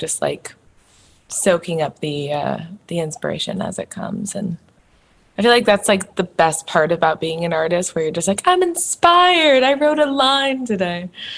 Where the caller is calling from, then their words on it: Seattle, Washington, United States; Seattle, Washington.